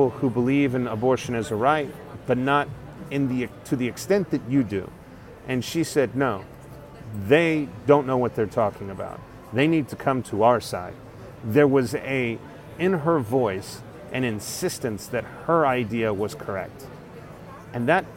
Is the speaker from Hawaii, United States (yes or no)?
no; Texas, United States; moved away; I'm a Texan abroad.